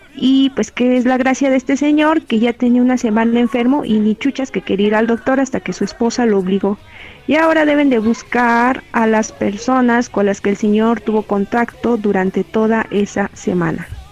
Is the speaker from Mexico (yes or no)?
yes; Mexico